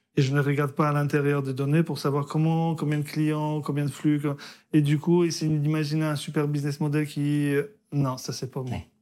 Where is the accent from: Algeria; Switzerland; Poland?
Poland; moved away; also born or lived in France; je suis né en Pologne, communiste